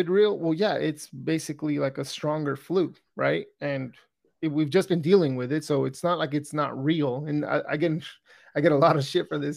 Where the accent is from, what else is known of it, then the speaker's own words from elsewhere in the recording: California, United States; I grew up in California